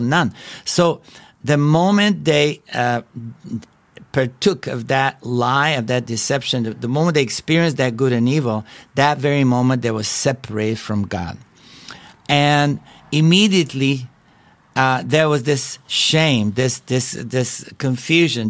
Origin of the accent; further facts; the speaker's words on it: Bulgaria; English is a second language; moved away; as you can tell by my accent, I was not born in a free country. I was born in Bulgaria and that was communist country